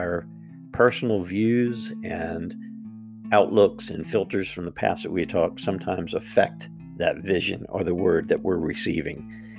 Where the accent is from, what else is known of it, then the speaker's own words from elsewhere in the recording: United States; as the American people